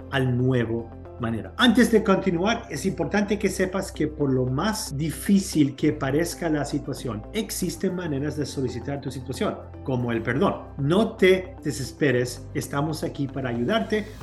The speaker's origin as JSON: {"language": "Spanish", "country": "Chile", "moved": "yes", "lives_now": "United States", "said": "En los años 80, mi familia nos, nos venimos aquí de Chile, nos dieron una visa de seis meses, visa de turistas."}